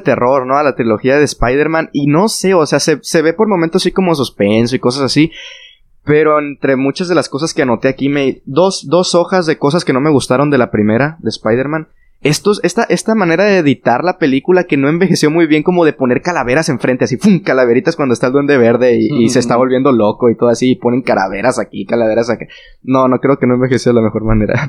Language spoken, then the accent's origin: Spanish; Mexico; los tres somos de México y los que vivimos por acá